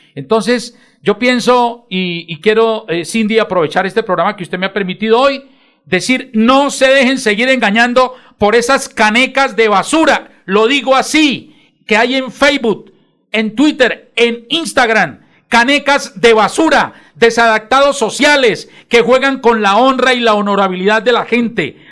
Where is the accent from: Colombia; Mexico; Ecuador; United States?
Colombia; Bucaramanga, Santander; yo me siento orgulloso porque soy nacido en Bucaramanga